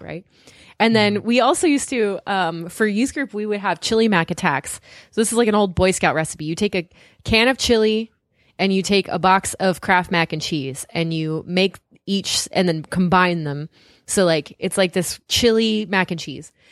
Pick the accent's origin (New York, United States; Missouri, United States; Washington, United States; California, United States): California, United States; Southern; now in New England, United States; I grew up in Southern California where there's tons of Mexican food